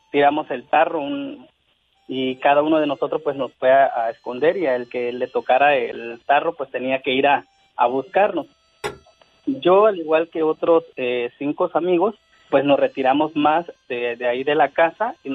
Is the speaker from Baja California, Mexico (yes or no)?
no; Guerrero, Mexico; De, de hecho, yo soy del estado de Guerrero